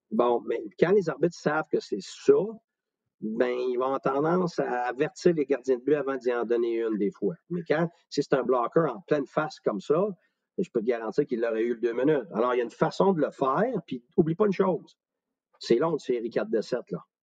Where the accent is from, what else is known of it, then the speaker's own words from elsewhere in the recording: Quebec, Canada; je suis un Québécois moi aussi